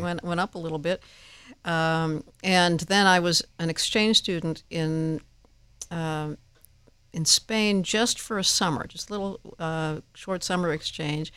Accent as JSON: {"language": "English", "town": "Downers Grove", "region": "Illinois", "country": "United States", "tie": "born or raised there", "said": "In my hometown, Downers Grove, Illinois"}